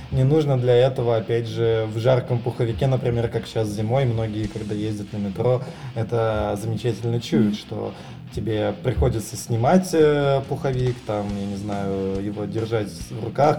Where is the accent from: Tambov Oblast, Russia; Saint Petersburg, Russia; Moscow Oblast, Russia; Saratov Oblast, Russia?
Saint Petersburg, Russia; коренного петербуржца